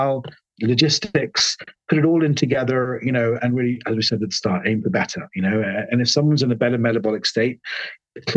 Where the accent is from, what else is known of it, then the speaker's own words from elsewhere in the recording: London, United Kingdom; I was born in London. My parents are Sri Lankan, hence my long first name